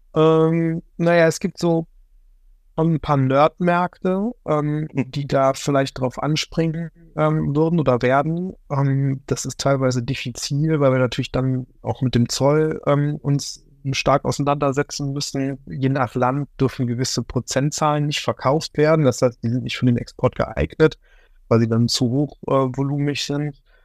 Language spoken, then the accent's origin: German; Remscheid, North Rhine-Westphalia, Germany; Remscheid-Lennep, das ist der Ort, wo ich herkomme